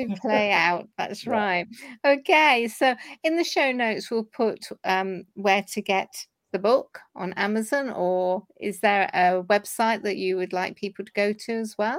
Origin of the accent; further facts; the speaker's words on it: Corby, East Midlands, United Kingdom; half Scot myself, my father was Glaswegian, and we hail from Corby